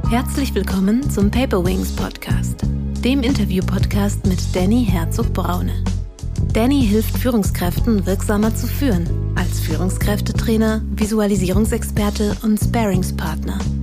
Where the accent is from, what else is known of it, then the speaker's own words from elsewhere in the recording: Lübeck, Schleswig-Holstein, Germany; moved away as an adult; now in Berlin, Germany; ich komme ursprünglich aus Lübeck, bin aber schon vor zehn Jahren nach Berlin gezogen